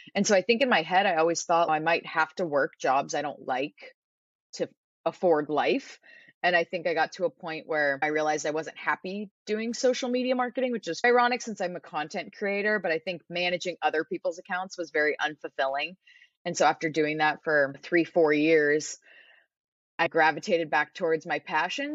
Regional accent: San Diego, California, United States; moved away as an adult; also born or lived in Arizona; I was born and raised in San Diego

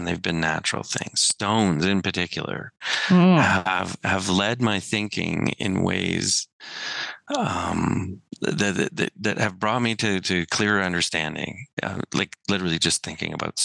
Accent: Siksika, Alberta, Canada; I'm from Siksika

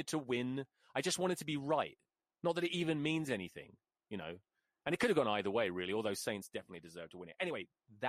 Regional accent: Colchester, East of England, United Kingdom; I'm from Colchester.

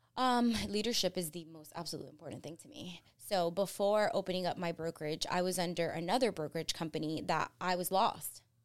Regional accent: Florida, United States; also born or lived in Colombia / New Jersey; We packed up all of our stuff and moved down to Florida

